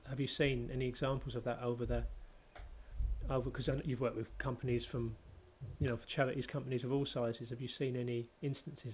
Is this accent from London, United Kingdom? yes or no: yes; London, United Kingdom; having grown up where I grew up in North London